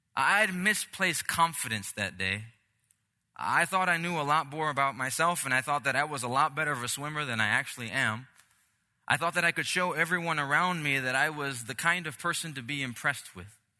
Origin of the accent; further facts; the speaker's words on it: Puerto Rico; moved away; I'm Puerto Rican, I'm from the Caribbean